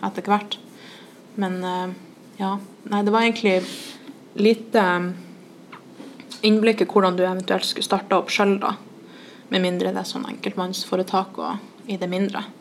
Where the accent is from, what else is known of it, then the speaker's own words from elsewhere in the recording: Trondheim, Trøndelag, Norway; vi var to fra Trondheim